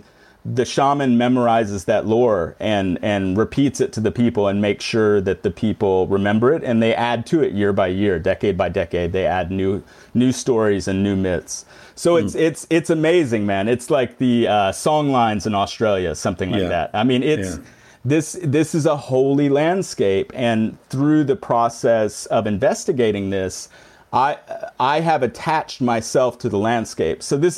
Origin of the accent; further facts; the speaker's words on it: the South, United States; I grew up kind of disparaging Christians, in the South, growing up in the South and this ridiculous tradition and this type of thing.